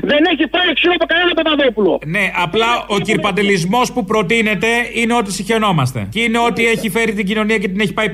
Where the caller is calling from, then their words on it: Greece; από τη Γερμανία. Ακούω αυτά που ακούω από την Ελληνοφρένια.